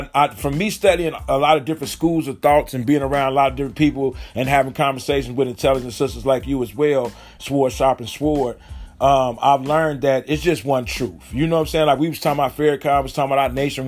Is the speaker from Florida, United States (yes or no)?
no; Chicago, Illinois, United States; I'm from Chicago